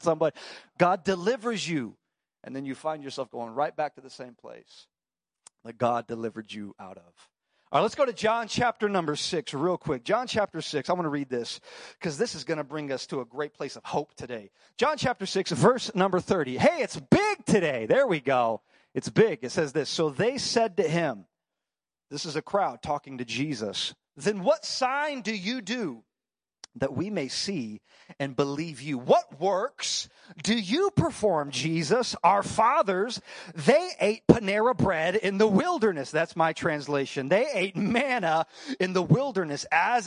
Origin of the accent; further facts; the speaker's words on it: Dallas, Texas, United States; now in Chicago, United States; I grew up in Dallas